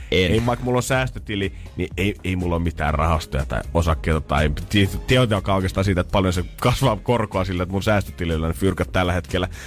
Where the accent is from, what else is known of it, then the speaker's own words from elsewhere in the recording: Helsinki, Uusimaa, Finland; Mä oon tämmönen stadilainen hieno